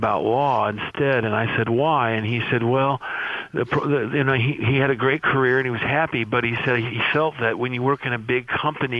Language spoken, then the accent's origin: English; Santa Barbara, California, United States; also born or lived in Indiana / Los Angeles, California; I grew up in Santa Barbara, California, where I went to high school and grade school and high school